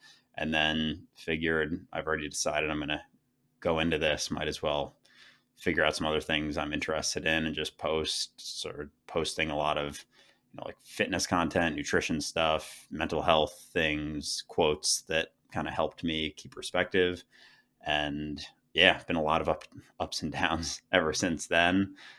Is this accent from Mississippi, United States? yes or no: no; Minneapolis, Minnesota, United States; now in New York, United States; So yeah, I grew up in Minneapolis, Minnesota, went to school in Philadelphia, and now I've lived in New York for the past few years.